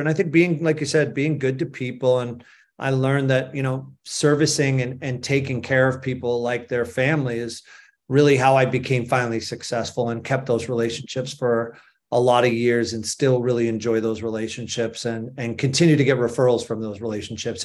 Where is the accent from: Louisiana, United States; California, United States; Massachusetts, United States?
Massachusetts, United States; Boston; moved away; also born or lived in Vail, Colorado; I grew up in Boston, Massachusetts, and spent most of my time there until I moved to Vail in nineteen eighty-seven